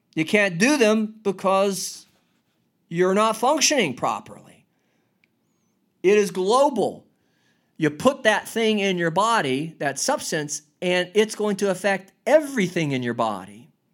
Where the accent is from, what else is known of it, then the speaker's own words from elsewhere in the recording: United States; I'm an American, United States of America